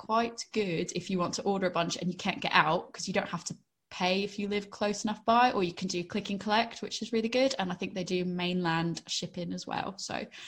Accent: New England, United States; also born or lived in Finchampstead area, Berkshire; now in England, United Kingdom; being a New Englander myself

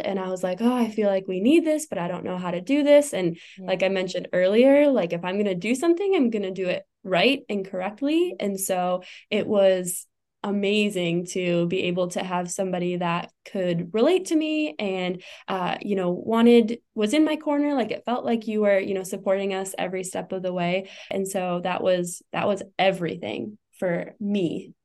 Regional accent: Wisconsin, United States; moved away as an adult; also born or lived in St. Louis, Missouri; now in Arizona, United States; I grew up in Wisconsin and moved to St. Louis, uh, lived there for about five years

